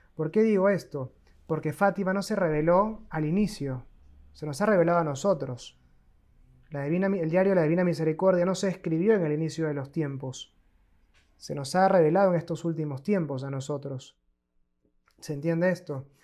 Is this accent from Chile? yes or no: no; Peru; moved away as an adult; also born or lived in Argentina; soy peruano de nacimiento